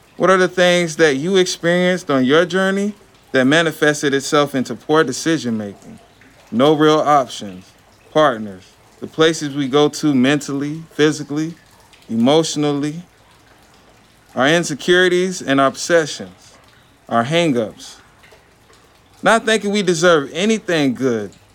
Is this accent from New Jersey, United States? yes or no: no; Lakeland, Florida, United States; also born or lived in Bartow, Florida; am from Lakeland, Polk County, Central Florida. Born in Bartow, raised in Lakeland